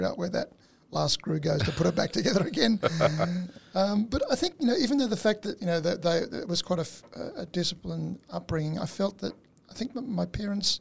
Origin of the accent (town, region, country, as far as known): Australia; born or raised there; first language Italian; English is a second language